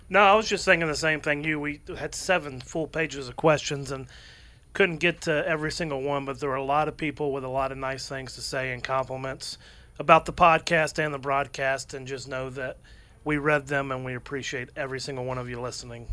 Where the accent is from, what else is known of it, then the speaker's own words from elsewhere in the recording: Atlanta, Georgia, United States; being born and raised in Atlanta, been in Atlanta my entire life